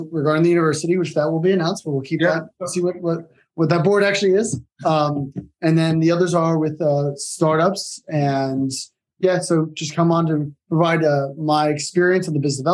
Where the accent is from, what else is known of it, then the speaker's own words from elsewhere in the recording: Southern Connecticut, United States; moved away; also born or lived in New York City, United States / Greece (ancestry); I was born in New York, Upper East Side. And then my family moved out from there to Connecticut. So grew up in Southern Connecticut, went to school there